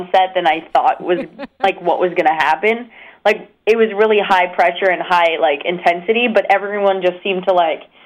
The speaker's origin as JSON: {"language": "English", "town": "Asbury Park", "region": "New Jersey", "country": "United States", "tie": "born or raised there", "also_born_or_lived": "New York", "said": "growing up in Asbury Park and, like, living in New Jersey"}